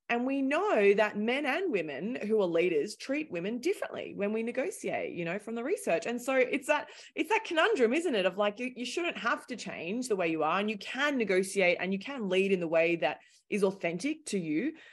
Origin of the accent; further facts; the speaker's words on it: Australia; accent: thick Australian; moved away as an adult; also born or lived in London; now in New York City, United States; Originally, I'm Australian, hence my thick accent